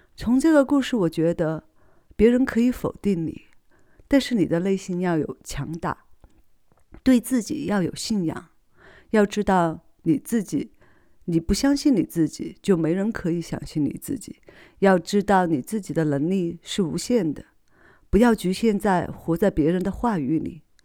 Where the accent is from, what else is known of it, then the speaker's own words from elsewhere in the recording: Sichuan, China; accent: non-standard Mandarin (Sichuan); 因为我是四川人嘛